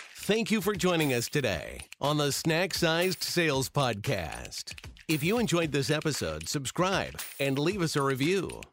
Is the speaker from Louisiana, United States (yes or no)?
yes; South Louisiana, United States; moved away; I grew up in Louisiana and South Louisiana specifically